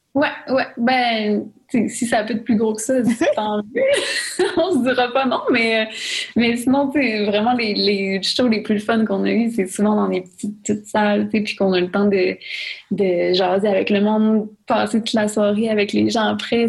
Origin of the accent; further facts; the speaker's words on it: Saguenay, Quebec, Canada; moved away; je pouvais plus aller au Saguenay